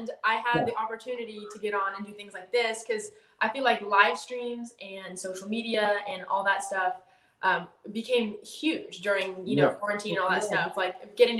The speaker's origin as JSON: {"language": "English", "region": "Southern California", "country": "United States", "tie": "born or raised there", "also_born_or_lived": "Colorado / Nashville / Texas", "moved": "as an adult", "said": "born and raised in Southern California, like an hour north of San Diego"}